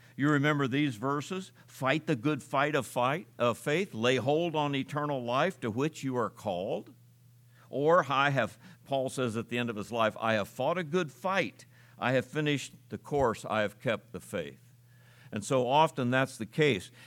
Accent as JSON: {"language": "English", "country": "United States", "said": "we as American citizens"}